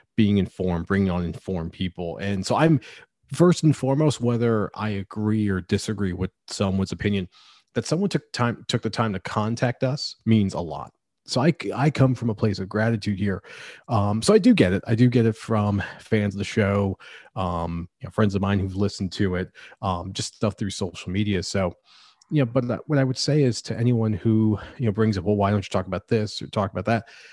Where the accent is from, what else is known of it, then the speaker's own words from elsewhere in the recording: United States; now in Pennsylvania, United States; as an American